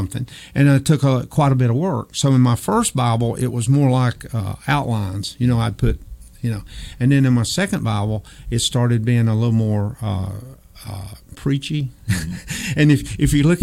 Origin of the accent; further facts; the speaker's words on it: Old Fort, United States; I grew up in Old Fort, knew a lot of people